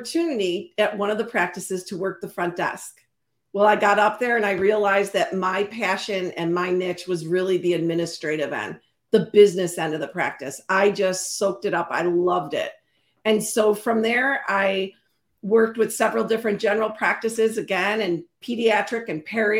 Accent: Chicago, Illinois, United States; also born or lived in Carthage, Illinois; born and raised in Chicago

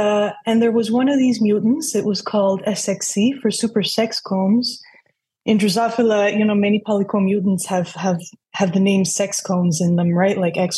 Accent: New York, United States; And so I grew up in New York in a very multicultural environment.

